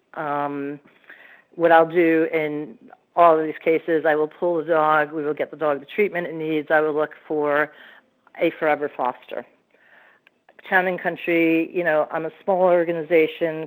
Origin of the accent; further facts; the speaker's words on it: Hyde Park, New York, United States; moved away; Hyde Park, New York, is my hometown, so I'm looking to go back